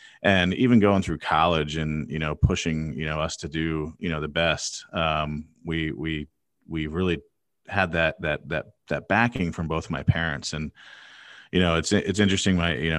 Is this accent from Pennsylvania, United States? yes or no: yes; Pennsylvania, United States; So growing up outside of Philadelphia, great parents, really education focused.